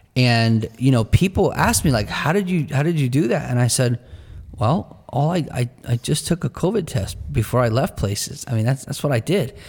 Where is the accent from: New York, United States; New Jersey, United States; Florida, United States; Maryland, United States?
New Jersey, United States; in our culture where we're from in New Jersey, the pace of life and the cost of living is high and fast.